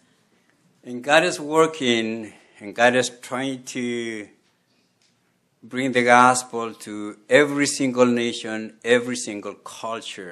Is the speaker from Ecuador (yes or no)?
yes; Quito, Pichincha, Ecuador; moved away; I grew up in Quito, Ecuador, South America